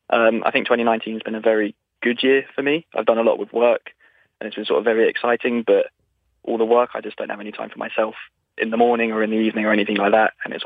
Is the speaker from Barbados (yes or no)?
no; England, United Kingdom; I am English